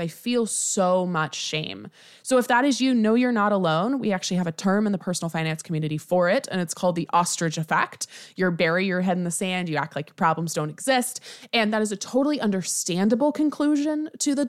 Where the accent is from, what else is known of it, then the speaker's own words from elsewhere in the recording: United States; I'm American